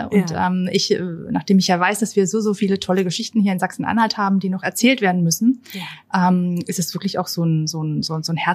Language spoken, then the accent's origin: German; Upper Austria, Austria; da wo ich herkomme, also aus der Nähe von Linz, da spricht man ja fast so ein bisschen wie die Leute aus Bayern.